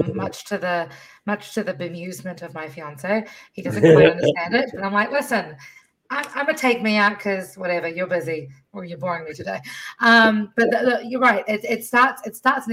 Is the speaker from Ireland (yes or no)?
no; Fiji; moved away; I spent half my life growing up in Fiji and totally different world